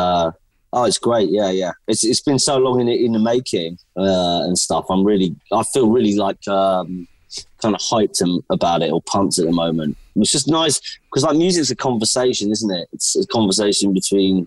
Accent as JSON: {"language": "English", "region": "London", "country": "United Kingdom", "tie": "born or raised there", "said": "I'm a singer-songwriter from London, England"}